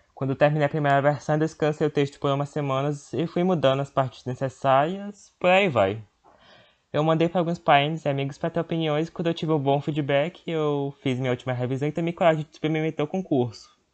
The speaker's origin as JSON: {"language": "Portuguese", "region": "Northeast Region", "country": "Brazil", "said": "a minha terra, onde eu vivi"}